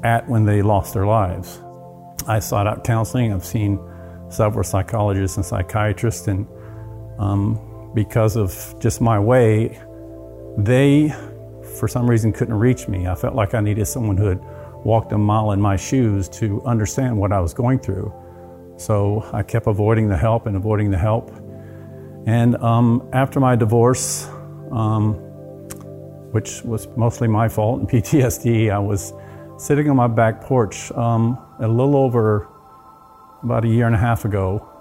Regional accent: South Texas, United States; I grew up in South Texas most of my life. My dad was in the oil field. So we moved around a lot.

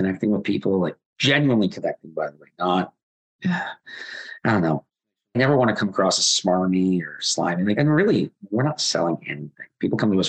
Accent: Waterloo, Ontario, Canada; I'm from Waterloo.

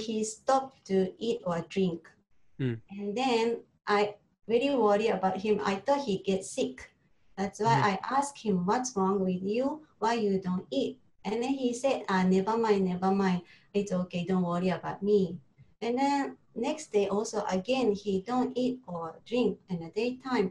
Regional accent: Japan; English is a second language; moved away as an adult; now in Singapore; from Japan

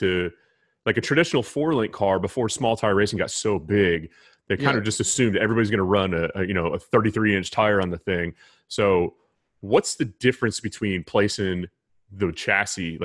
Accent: United States; I'm from Carolina

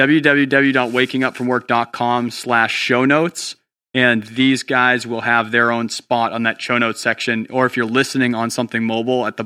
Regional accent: New Hampshire, United States; also born or lived in Tennessee; I grew up fairly rural in New Hampshire

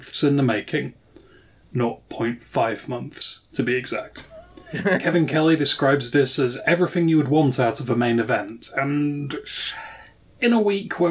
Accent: United Kingdom; As a Brit

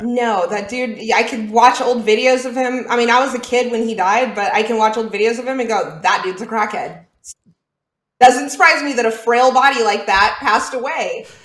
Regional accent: Houston, Texas, United States; I grew up in Clear Lake, Texas.

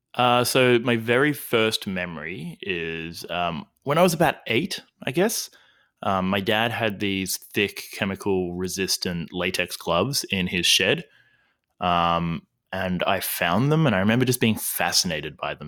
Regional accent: Albury, New South Wales, Australia; now in Melbourne, Australia; I'm originally from Albury, Wodonga, Australia

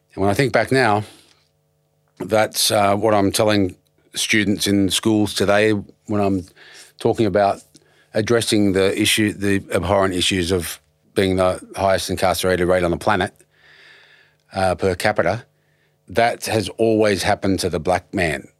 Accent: Penrith, New South Wales, Australia; moved away; also born or lived in Blacktown / Prospect / Ashfield / Redfern; I was raised on top of a hill in South Penrith

